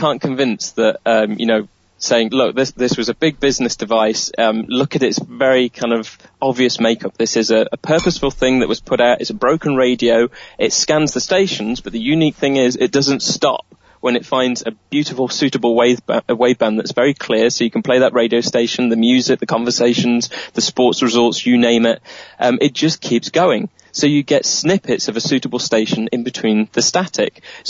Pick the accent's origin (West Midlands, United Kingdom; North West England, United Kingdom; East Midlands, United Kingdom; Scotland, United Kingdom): East Midlands, United Kingdom; Nottingham; a guy called Melton, who was from my hometown of Nottingham